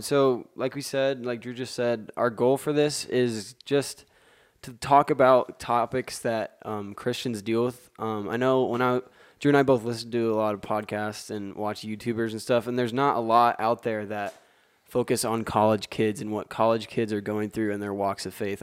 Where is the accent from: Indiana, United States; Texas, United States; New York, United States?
Indiana, United States; West Lafayette; I'm from West Lafayette, Indiana, um, born and raised